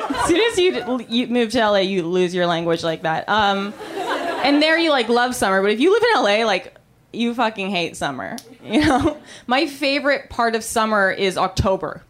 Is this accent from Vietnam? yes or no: no; Canada; I'm Canadian